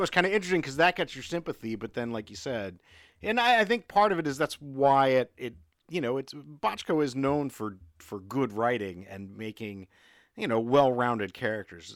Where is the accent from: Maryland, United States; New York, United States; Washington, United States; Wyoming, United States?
Maryland, United States; now in Southern United States; I'm from below the Mason-Dixon line, but Maryland never seceded